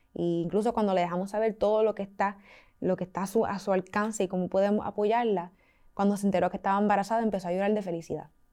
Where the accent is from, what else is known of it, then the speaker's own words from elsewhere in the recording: Puerto Rico; somos de Puerto Rico, la isla del encanto